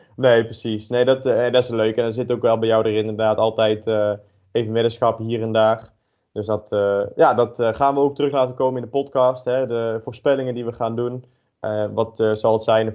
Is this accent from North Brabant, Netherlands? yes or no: yes; North Brabant, Netherlands; ik ben geboren en, en getogen in, in Brabant